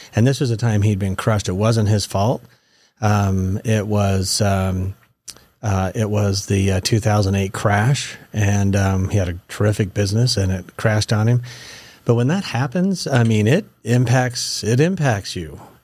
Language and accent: English; Meridian, Idaho, United States; I was raised up in the Boise Valley, so, uh, out in, uh, Meridian